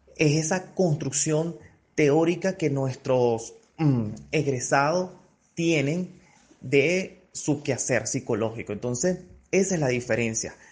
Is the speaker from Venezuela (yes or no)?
yes; Venezuela